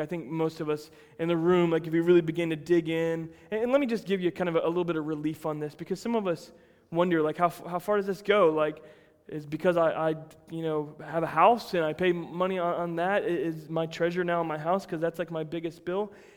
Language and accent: English; United States; I'm American through and through. I'm about as white boy as it gets, raised in a little country town that grew strawberries